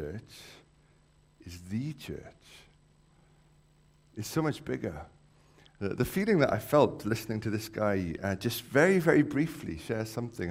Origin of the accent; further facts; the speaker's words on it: Wales, United Kingdom; I've grown up around sheep, being a Welshman